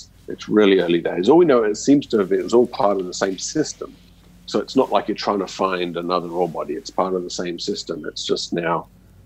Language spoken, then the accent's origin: English; Australia; me growing up in Australia, everything's RC drilling to start